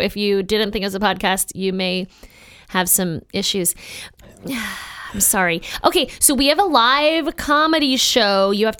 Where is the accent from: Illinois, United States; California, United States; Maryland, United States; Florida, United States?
Maryland, United States; Baltimore; my hometown.